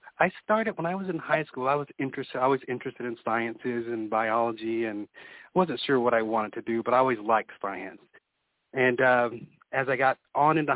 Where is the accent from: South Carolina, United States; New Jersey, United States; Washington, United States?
South Carolina, United States; moved away as an adult; also born or lived in Georgia / Minnesota / Tampa, Florida; now in Victoria, Texas, United States; I'm originally from South Carolina